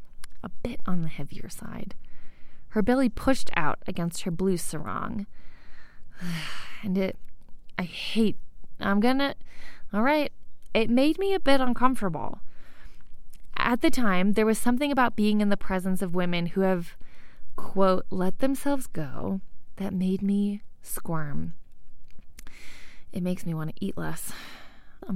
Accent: United States; moved away as an adult; now in Mexico; Once I left my homeland, one that's hostile to women's bodies

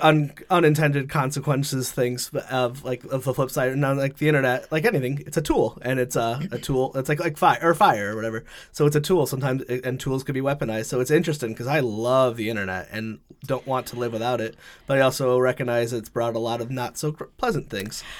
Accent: Connecticut, United States; moved away as an adult; also born or lived in West Hartford; now in Rhode Island, United States; I grew up in Connecticut, ninety-two hours away

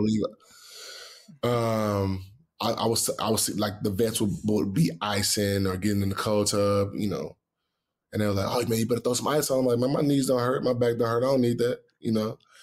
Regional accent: Houston, Texas, United States; growing up in Houston

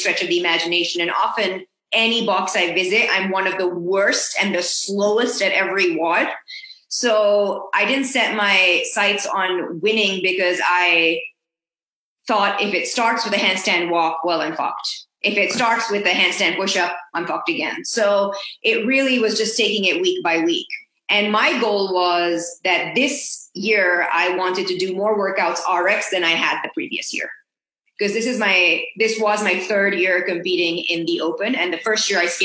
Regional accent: Pakistan; also born or lived in Mexico; now in Boston, United States; I grew up in Pakistan

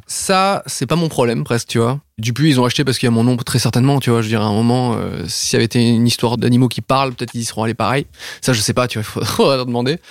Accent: south of France, France; je viens du sud de la France

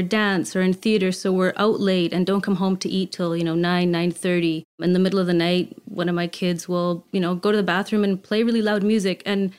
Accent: Canada; But I always knew I wanted to come back to Canada, being Canadian, and my children as well, having their Canadian birthright.

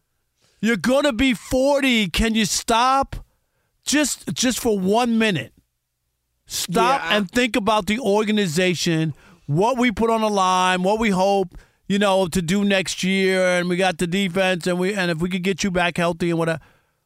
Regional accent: Queens, New York, United States; I grew up in Queens, so the Jets and Mets played in Queens, you know what I mean?

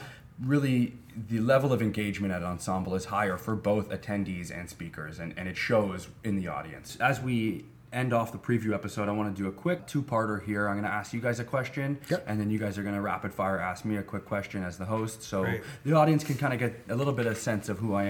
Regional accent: Toronto, Ontario, Canada; Toronto, born and raised

